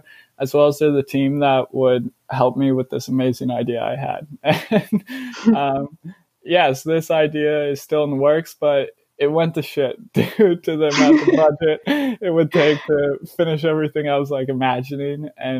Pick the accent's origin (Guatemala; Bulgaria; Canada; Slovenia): Canada; also born or lived in Netherlands / Belgium / Australia; I was born in the Netherlands, but I've lived in Canada most of my life, as well as like places like Belgium and Australia.